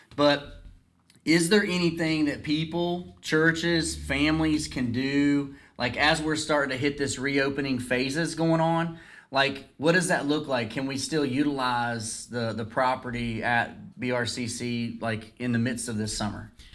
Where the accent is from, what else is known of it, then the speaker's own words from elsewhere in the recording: Dublin, Virginia, United States; growing up in Dublin